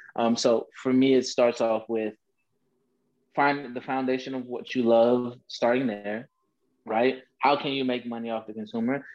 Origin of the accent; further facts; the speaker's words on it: Nashville, Tennessee, United States; moved away as an adult; also born or lived in Birmingham, Alabama; now in Chicago, United States; I'm originally from Nashville, Tennessee, born and raised, Southern gentleman